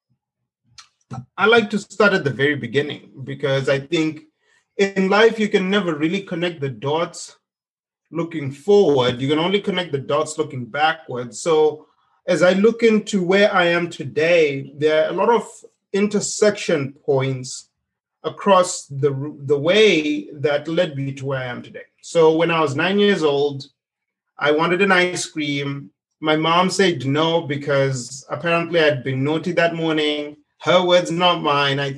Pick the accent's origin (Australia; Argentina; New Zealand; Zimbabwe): Zimbabwe; moved away as an adult; now in United States; I grew up in Zimbabwe